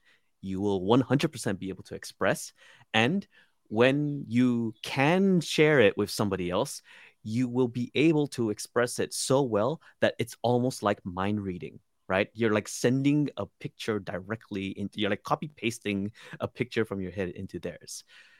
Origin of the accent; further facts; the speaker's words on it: Sarawak, Malaysia; first language Iban; English is a second language; English mainly. My indigenous language. So I come from the Iban tribe from the island of Borneo. So it's called the language as well. It's called Iban, and Japanese.